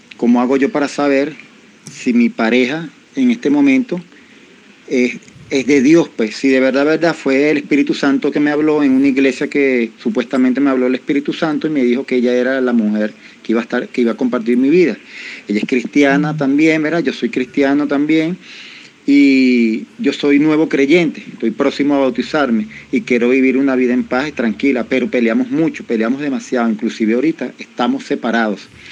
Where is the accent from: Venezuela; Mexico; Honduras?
Venezuela; soy de Venezuela